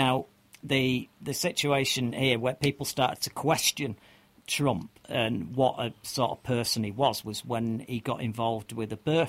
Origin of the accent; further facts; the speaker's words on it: United Kingdom; as a Brit